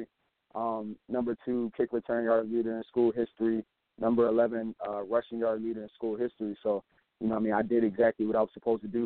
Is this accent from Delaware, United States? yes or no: yes; Delaware, United States; we're all from Delaware, and we all played Delaware High School football